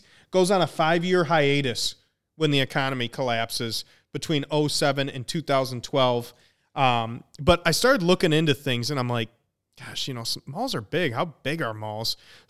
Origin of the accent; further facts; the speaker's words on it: Bloomington, Minnesota, United States; No, it's in Bloomington, Minnesota, and I lived in Bloomington, Minnesota till